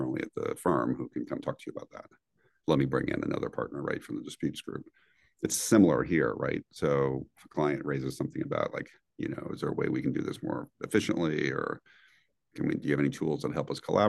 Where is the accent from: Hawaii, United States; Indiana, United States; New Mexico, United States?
Indiana, United States; Northwest; moved away; also born or lived in New York; growing up in Northwest Indiana as a high schooler